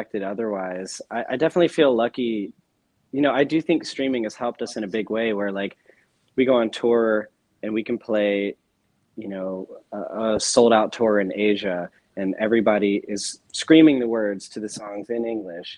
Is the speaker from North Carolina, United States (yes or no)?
yes; North Carolina, United States; now in New York, United States; I was playing in bands when I grew up in North Carolina